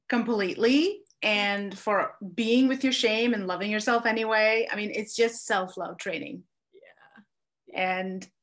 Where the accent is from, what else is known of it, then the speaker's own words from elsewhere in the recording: India; I grew up in India